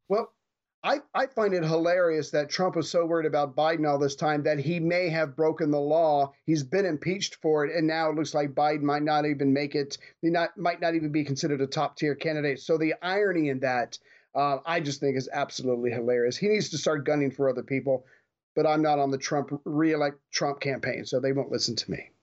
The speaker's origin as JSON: {"language": "English", "country": "United States", "said": "as an American"}